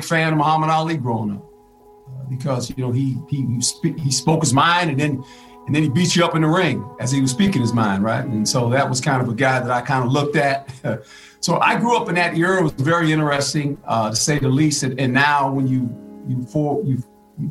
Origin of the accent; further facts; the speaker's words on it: Seaside, California, United States; also born or lived in Fort Monmouth, New Jersey; I grew up in Seaside, lived on an Army base earlier, Fort Ord